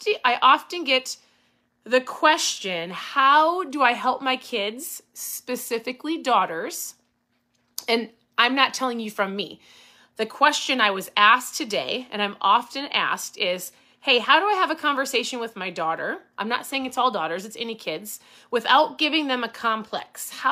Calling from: Minnesota, United States; I'm tuning in from Minnesota.

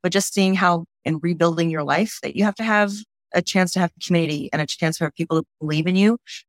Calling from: Southern California, United States; I am calling here from Southern California

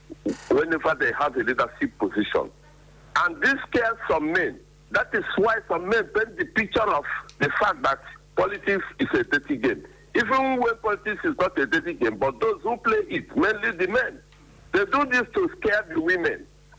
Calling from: Owerri, Imo, Nigeria; I'm calling from Owerri in Imo State.

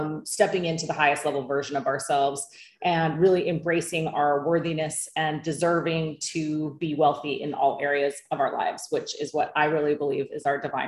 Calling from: Bali, Indonesia; I am calling in from Bali, Indonesia.

